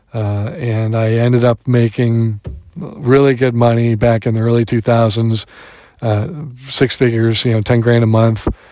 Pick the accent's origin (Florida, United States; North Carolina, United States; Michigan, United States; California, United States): Michigan, United States; Detroit; moved away; I am a Detroiter